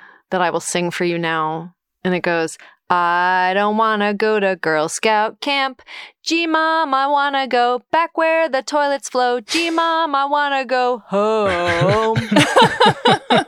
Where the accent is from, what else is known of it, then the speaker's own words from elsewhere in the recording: Connecticut, United States; I'm from Connecticut